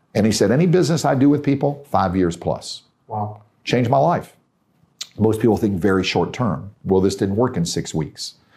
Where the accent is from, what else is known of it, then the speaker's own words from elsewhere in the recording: Tennessee, United States; I'm from Tennessee